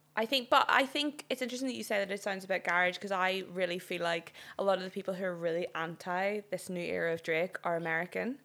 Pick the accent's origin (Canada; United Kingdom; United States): United Kingdom; Northern Ireland; moved away; I'm from Northern Ireland